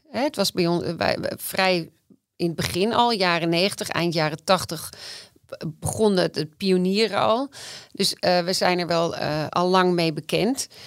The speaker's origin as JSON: {"language": "Dutch", "town": "Amsterdam", "region": "North Holland", "country": "Netherlands", "said": "ik ben wel Amsterdammer"}